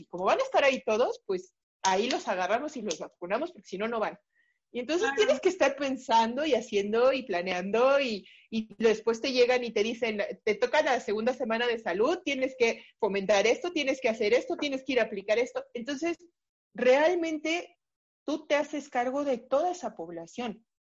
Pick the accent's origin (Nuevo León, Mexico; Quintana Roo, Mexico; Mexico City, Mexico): Mexico City, Mexico; Soy originaria de la Ciudad de México. Prácticamente o casi toda mi vida he estado aquí en la Ciudad de México